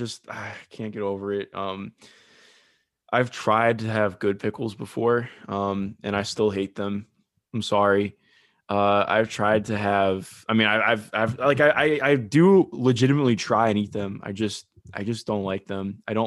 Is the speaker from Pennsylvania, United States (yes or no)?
no; Ohio, United States; I am from Ohio.